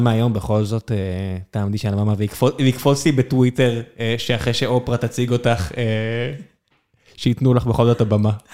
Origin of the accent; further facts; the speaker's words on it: Beersheba, Southern District, Israel; now in Tel Aviv, Israel; כבאר שבעי מלידה